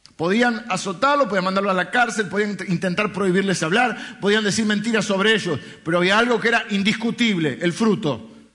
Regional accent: Argentina; yo soy argentino

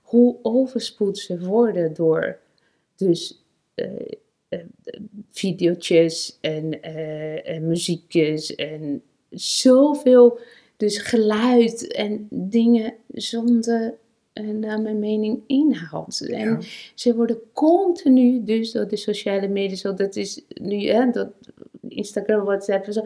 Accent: São Paulo, Brazil; now in Netherlands; Ik kom uit São Paulo hè.

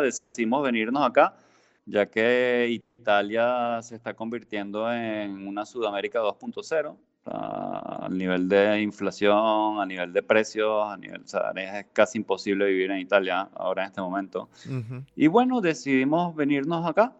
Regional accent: Lara, Venezuela; moved away as an adult; also born or lived in Italy; now in Serbia; creciendo en Venezuela

